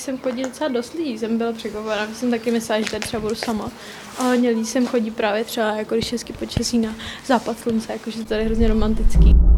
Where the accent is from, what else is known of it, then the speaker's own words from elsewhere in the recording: Říčany, Central Bohemian Region, Czechia; jsem z Říčan